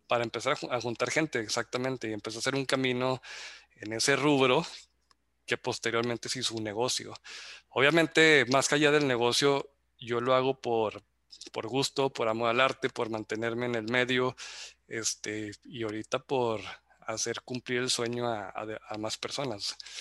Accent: Zacatecas, Mexico; moved away as an adult; now in Monterrey, Mexico; soy zacatecano, radicado en Monterrey desde hace 16 años.

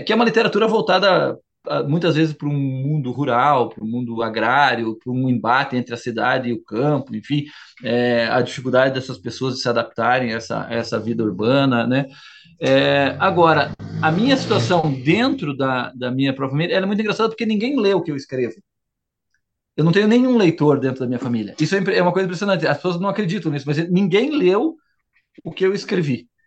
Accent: Curitiba, Paraná, Brazil; also born or lived in Santa Catarina; eu falo sempre do sul, que é, ó, ó, onde eu me criei, não é Santa Catarina, migrei pro su, pra, pra, pra Curitiba, pra, pro Paraná, muito criança

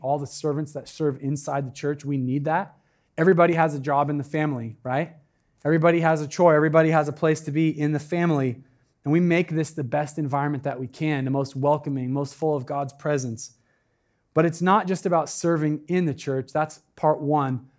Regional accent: Medford, Oregon, United States; now in Eugene, United States; I'm from Medford

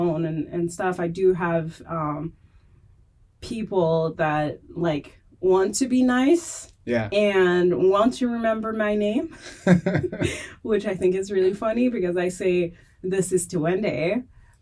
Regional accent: France; accent: French; English is a second language; moved away as an adult; also born or lived in Burkina Faso; now in United States; I got adopted when I was three by a French family. So I grew up with a white family. My parents are white, my brothers are white. I'm the only black person in my family. I have four brothers. And so, yeah, I've been raised in France.

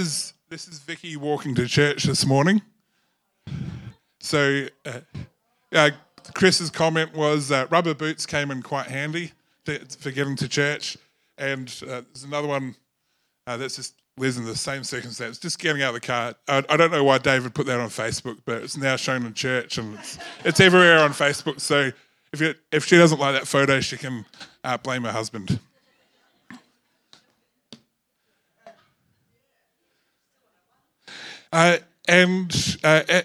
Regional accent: New Zealand; I was born in New Zealand

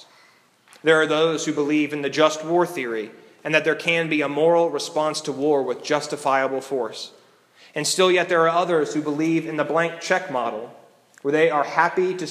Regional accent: United States; We as American Christians

